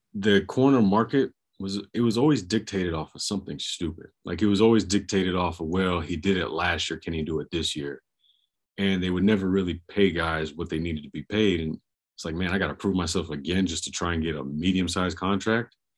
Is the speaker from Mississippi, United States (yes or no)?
no; Jacksonville, Florida, United States; I'm from Jacksonville